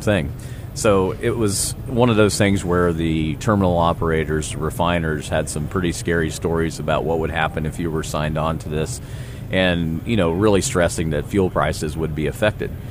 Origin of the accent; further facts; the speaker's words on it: Garnett, Kansas, United States; my hometown in, of Garnett, Kansas, 3,200